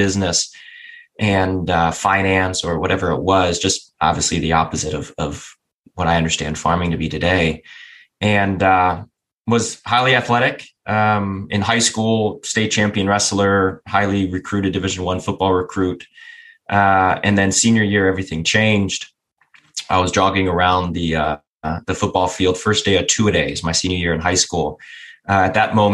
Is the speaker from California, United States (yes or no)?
no; just south of Cleveland, Northeast Ohio, United States; I grew up in Northeast Ohio. Grew up on 30 acres, just south of Cleveland